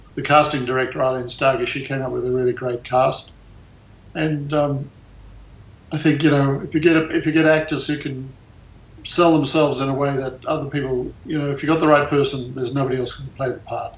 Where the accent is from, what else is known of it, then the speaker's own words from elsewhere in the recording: Australia; now in United States; I was born in Australia.